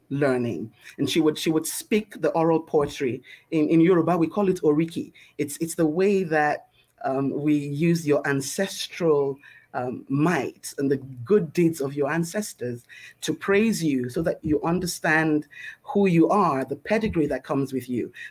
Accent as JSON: {"language": "English", "region": "Lagos", "country": "Nigeria", "said": "I usually start by saying that I'm a little Lagos girl who's grown up around the world. I was born in Lagos, Nigeria. It's a beautiful island in West Africa."}